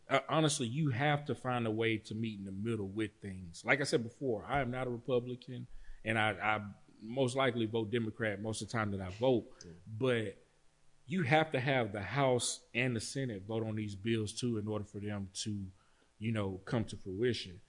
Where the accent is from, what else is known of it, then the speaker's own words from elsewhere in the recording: Pittsburgh, Texas, United States; moved away; my hometown, Pittsburgh, Texas